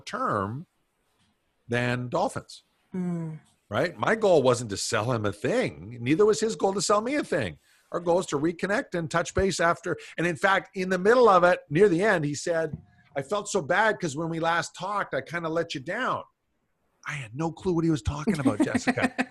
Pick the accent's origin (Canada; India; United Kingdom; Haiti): Canada; I'm Canadian.